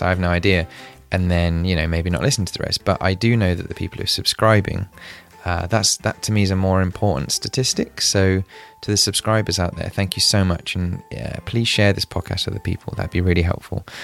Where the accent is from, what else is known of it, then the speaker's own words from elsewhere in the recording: United Kingdom; I'm British